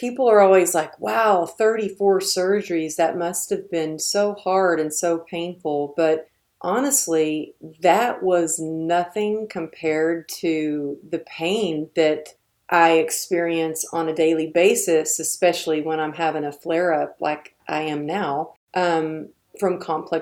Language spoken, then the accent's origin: English; Texas, United States; I'm from Texas